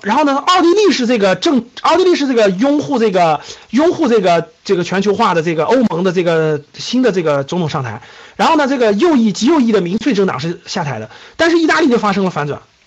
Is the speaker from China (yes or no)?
yes; China; 我们中国人民这么勤劳的加班，这么勤劳的工作的时候